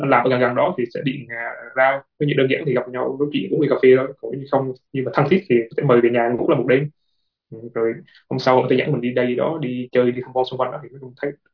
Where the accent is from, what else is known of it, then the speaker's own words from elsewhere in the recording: Vietnam; moved away as an adult; now in South Korea; hiện tại thì mình là người Việt Nam duy nhất